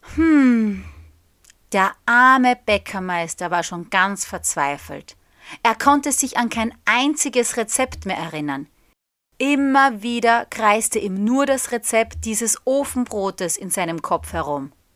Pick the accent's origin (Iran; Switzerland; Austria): Austria; der österreichischen Flagge, also der meiner Heimat